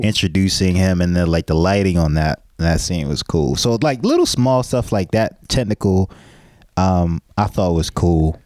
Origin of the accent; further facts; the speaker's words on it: United States; We have, we have this American arrogance